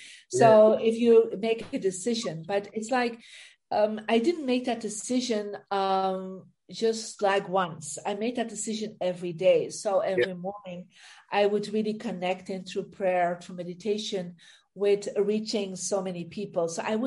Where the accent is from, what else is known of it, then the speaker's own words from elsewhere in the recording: Belgium; moved away as an adult; now in United States; I'm originally from Belgium, and I actually moved about 20 years ago to America